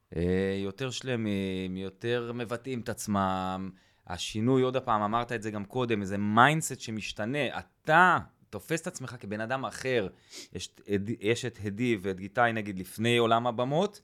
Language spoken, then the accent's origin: Hebrew; Kibbutz Eilot, Southern District, Israel; now in northern Israel; אני מקיבוץ אילת במקור, אז גר ליד אילת.